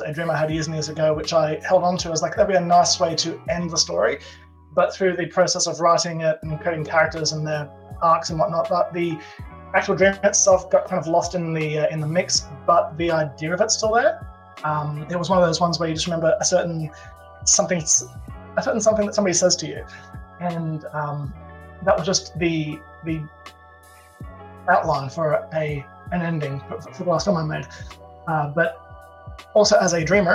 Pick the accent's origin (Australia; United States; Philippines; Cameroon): Australia; I'm Australian